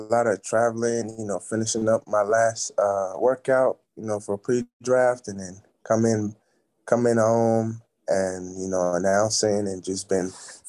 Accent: Nigeria; But back home, like my first time even seeing a basketball like court, it was I was staying at this hotel

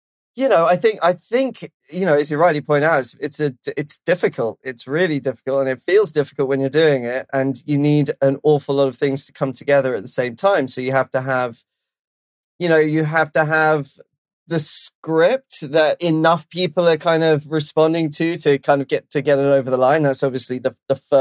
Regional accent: London, United Kingdom; now in Los Angeles, United States; I'm from London, obviously, but I live

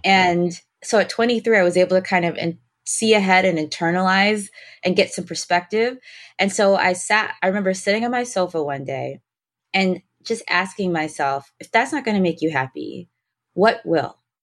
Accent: Detroit, Michigan, United States; I was born in Detroit, grew up in Detroit

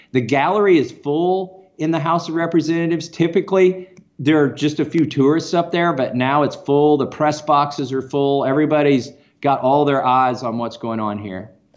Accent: Kentucky, United States; I'm from Kentucky.

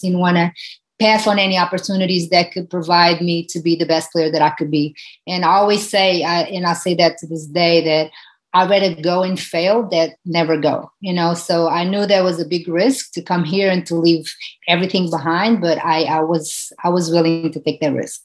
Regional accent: Portugal; moved away as an adult; now in United States; growing up in Portugal, where soccer, it's a, a, a country that is ruled by soccer

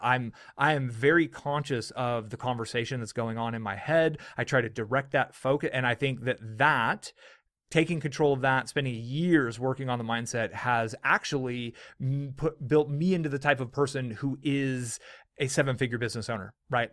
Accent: California, United States; I grew up in California

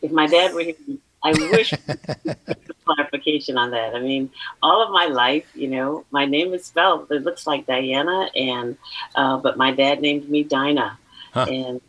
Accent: Oakland, California, United States; So yes, I'm a native Californian. I was born and raised in Oakland, East Oakland, Deep East, as is now, I understand, called. And I'm a proud graduate of Castlemont High School.

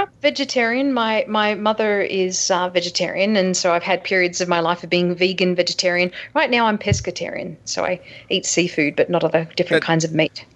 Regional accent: Australia; moved away; I'm from Australia originally

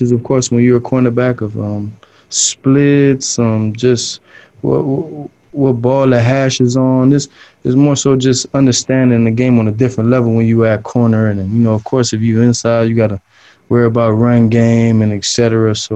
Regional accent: Miami, Florida, United States; moved away as an adult; also born or lived in South Carolina; I'm coming from Miami, Florida, where it's a real diverse place. It's a melting pot. Everyone treats each other equally there, and that's how I was born and raised

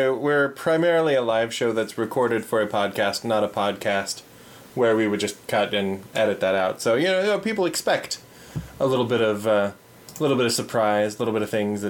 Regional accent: India; Just because, yeah, we're hardcore Indian, and that's how life is, man.

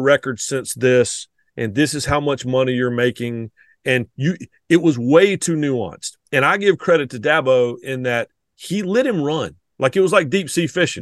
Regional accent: the Carolinas, United States; I'm from the Carolinas

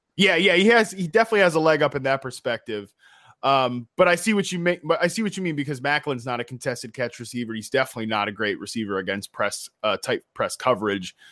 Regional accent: Virginia, United States; where I grew up in Virginia

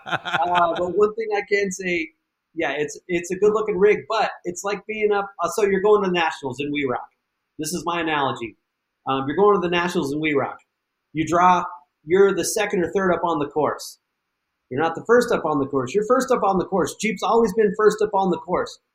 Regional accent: the West, United States; now in Moab, United States; I was born and raised in the West

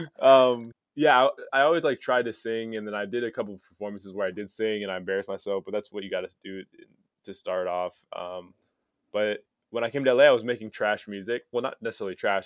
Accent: United States; moved away; also born or lived in Palos Verdes, California / Saint Charles, Illinois; I grew up in, uh, Palos Verdes

